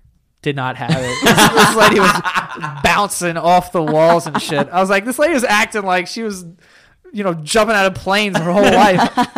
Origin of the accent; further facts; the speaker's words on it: New York City, New York, United States; I was born and raised here, like 30 minutes from here.